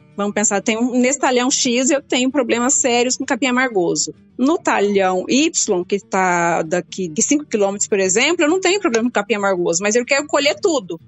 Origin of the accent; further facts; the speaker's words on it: Brazil; nós brasileiros